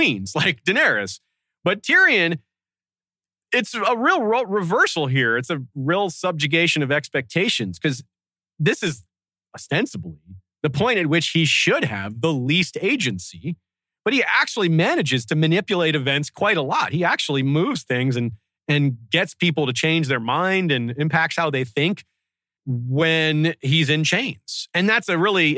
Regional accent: United States; as an American

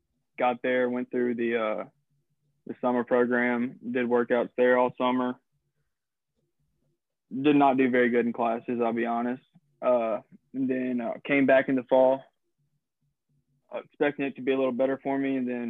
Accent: Collierville, near Memphis, Tennessee, United States; I grew up in Kyrville, right outside of Memphis, probably 15 minutes. And I started out going to Kyrville public school systems, and then ended up going to Briarcrest my first 2 years.

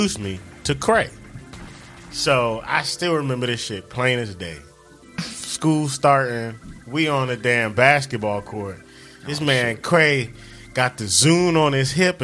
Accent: Washington, District of Columbia, United States; moved away as an adult; now in Charlotte, United States; I'm from Northwest DC. Grew up in Northwest.

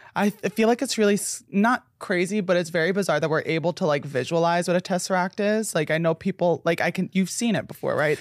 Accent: United States; As an American

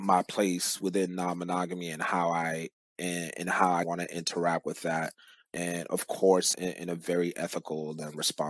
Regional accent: Cameroon; moved away; I'm originally from Cameroon, Central Africa

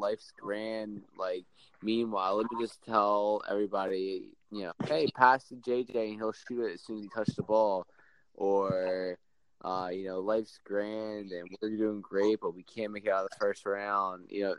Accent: New Jersey, United States; I'm from Jersey, right outside Philadelphia.

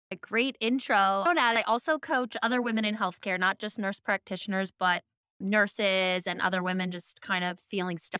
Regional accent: Seattle, Washington, United States; I grew up in Seattle, very holistic surroundings

